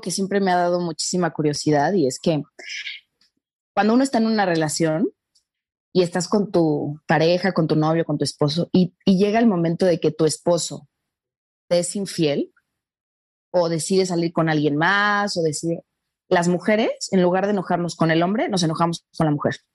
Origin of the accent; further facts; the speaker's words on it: Mexico; nosotros en, en, en México adoramos a las rubias altas